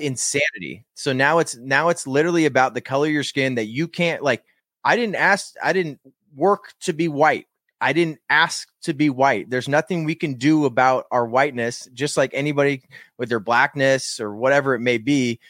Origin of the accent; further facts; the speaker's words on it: Walnut Creek, California, United States; born in Walnut Creek, California. That's in the San Francisco Bay Area